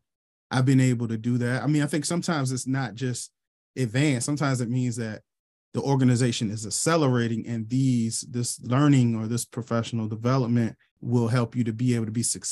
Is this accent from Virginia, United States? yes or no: yes; Charlottesville, Virginia, United States; I was born and raised in Charlottesville, Virginia